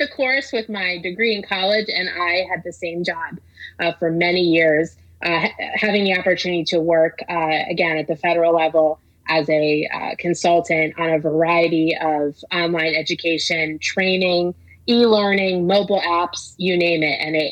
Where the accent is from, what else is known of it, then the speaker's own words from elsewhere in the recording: New Jersey, United States; now in Baltimore, United States; I'm from New Jersey. I went to Rutgers